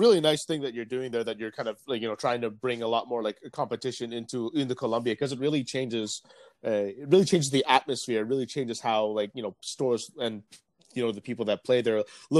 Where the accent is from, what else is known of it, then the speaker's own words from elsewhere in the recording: Canada; also born or lived in Vietnam; my home country of Canada